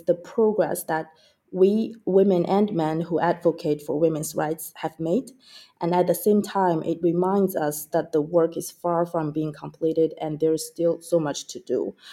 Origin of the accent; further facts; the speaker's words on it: China; moved away; I grew up in China watching my mother, who was a legislator, advocating for women's rights throughout her career.